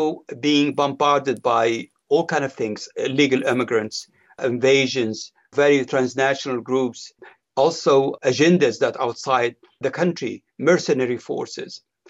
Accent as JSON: {"language": "English", "country": "Libya", "tie": "born or raised there", "said": "we are from Libya"}